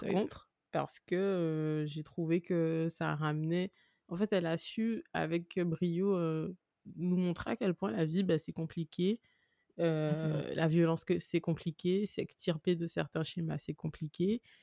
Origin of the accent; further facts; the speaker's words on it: Guadeloupe; je suis guadeloupéenne